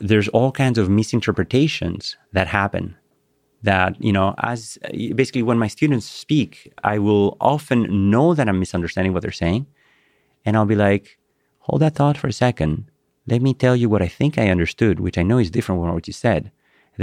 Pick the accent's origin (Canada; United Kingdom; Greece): Greece; English is a second language; moved away; my childhood memories of running through, you know, the pebbles in Greece